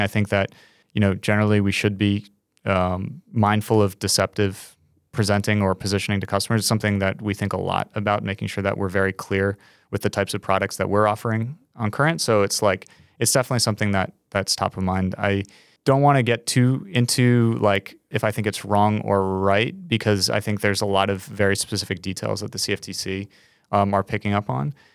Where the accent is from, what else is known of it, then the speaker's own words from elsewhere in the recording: New York, United States; As a New Yorker